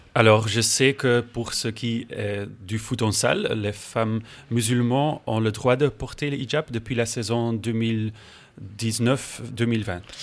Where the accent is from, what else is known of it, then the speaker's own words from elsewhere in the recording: Belgium; je viens de Belgique. Vous pouvez peut-être l'entendre à mon accent